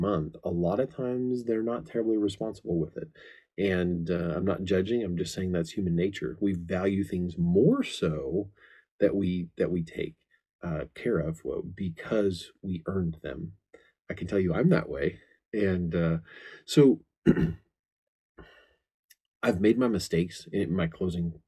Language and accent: English; the Ozarks, United States; I come from the Ozarks